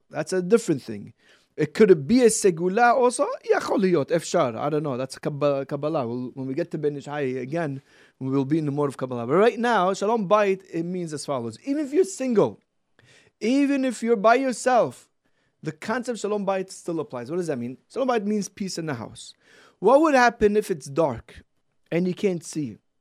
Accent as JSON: {"language": "English", "town": "Brooklyn", "region": "New York", "country": "United States", "said": "From Brooklyn."}